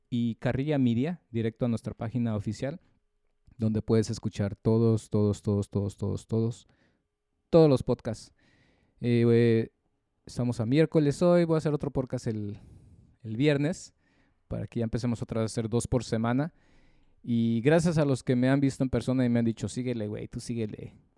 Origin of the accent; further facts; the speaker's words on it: Mexico; los mexicanos somos malos